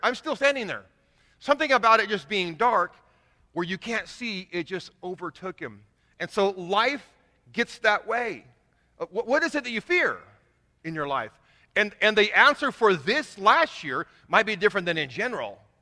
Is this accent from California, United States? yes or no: yes; Kingsburg, California, United States; moved away; also born or lived in Indiana / Huntington Beach, California; God called me back to my hometown about eight years ago